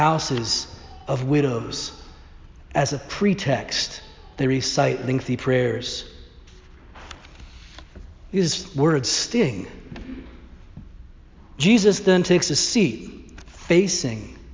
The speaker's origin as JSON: {"language": "English", "region": "Northern Ireland", "country": "United Kingdom", "said": "My great-grandfather, also from Northern Ireland, I'm not sure if I mentioned that I'm Irish"}